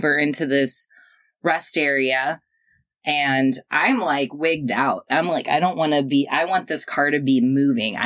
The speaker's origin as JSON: {"language": "English", "town": "Springfield", "country": "United States", "tie": "born or raised there", "said": "my hometown, Springfield."}